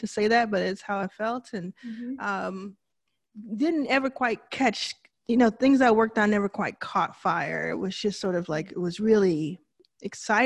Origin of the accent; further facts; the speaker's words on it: Dallas, Texas, United States; moved away as an adult; also born or lived in Jackson, Mississippi; I was born in Jackson, Mississippi, raised in Dallas, Texas with my mother and my younger brother